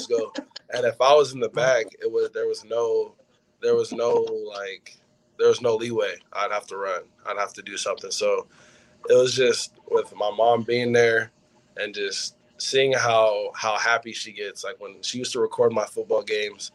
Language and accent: English; West Coast, United States; I'm from the West Coast